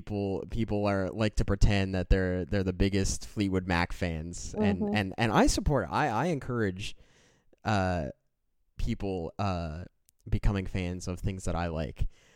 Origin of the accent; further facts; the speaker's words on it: Canada; being Canadian